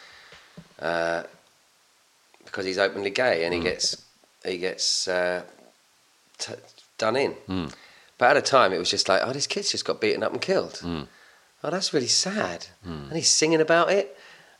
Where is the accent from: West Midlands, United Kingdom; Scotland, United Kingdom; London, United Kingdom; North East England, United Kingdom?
London, United Kingdom; Hounslow; also born or lived in Chiswick / Mortlake; I grew up in Hounslow